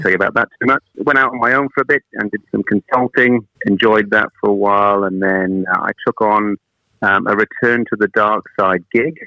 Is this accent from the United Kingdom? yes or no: yes; Wales, United Kingdom; also born or lived in Manchester; now in New Zealand; I'm actually from Wales originally